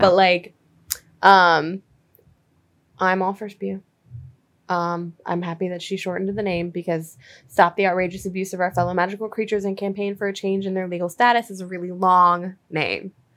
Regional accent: United States; as an American

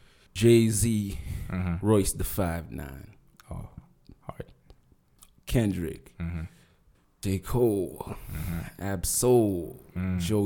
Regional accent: Russia; born there; I'm an exile kid.

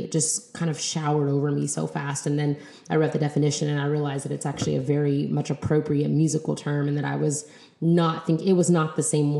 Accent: United States; So we just call ourselves like Black or Brown American people

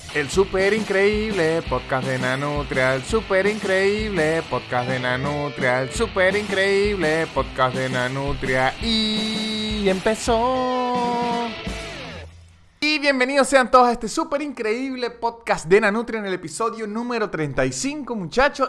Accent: Táchira, Venezuela; yo soy de los Andes, soy de Táchira, una parte en Venezuela que es andina

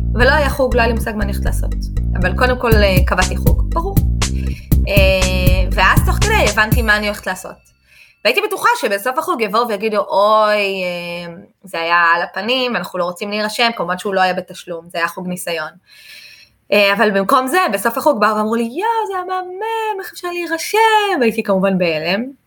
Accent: Israel; אני מישראל

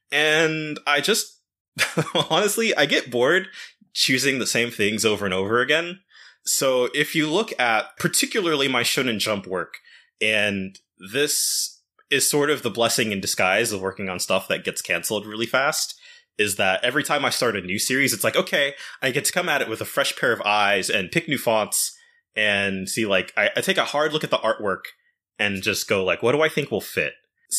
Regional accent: Japan; English is a second language; I'm from Japan

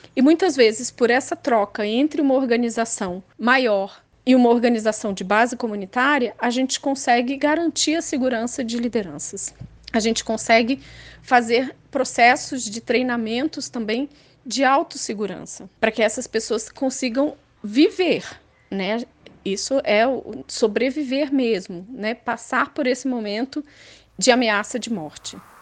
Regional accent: Minas Gerais, Brazil; eu nasci em Minas Gerais.

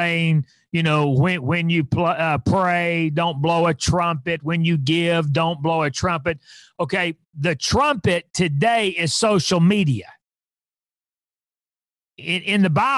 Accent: Fort Smith, Arkansas, United States; I was raised in Fort Smith, Arkansas

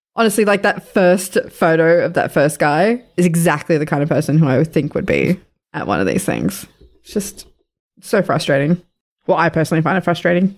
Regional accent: Sydney, New South Wales, Australia; moved away; I grew up in Western Sydney. I grew up not far from there

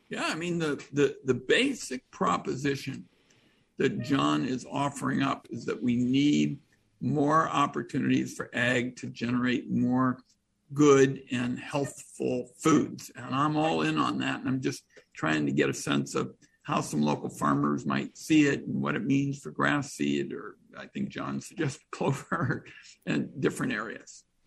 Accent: Portland, Oregon, United States; I'm from Portland.

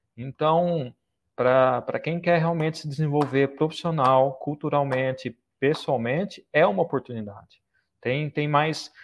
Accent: Brazil; moved away as an adult; now in Saudi Arabia; Eu saí do Brasil há dois anos e meio.

